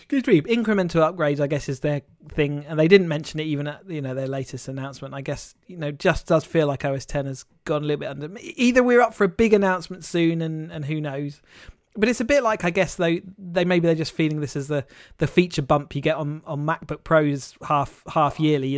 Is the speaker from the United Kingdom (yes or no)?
yes; United Kingdom; we as a British people